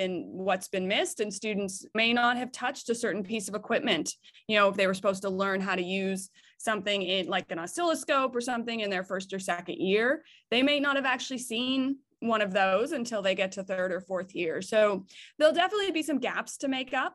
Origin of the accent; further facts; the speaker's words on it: United States; moved away as an adult; now in Canada; I grew up in the United States. My family is still all in the United States.